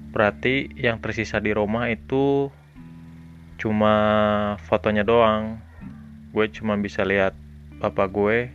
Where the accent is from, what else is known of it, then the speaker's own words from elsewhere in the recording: Bandung, West Java, Indonesia; halo, gue orang asli Bandung, warga asli kota Bandung, lahir di Bandung tahun 97, gue anak tunggal.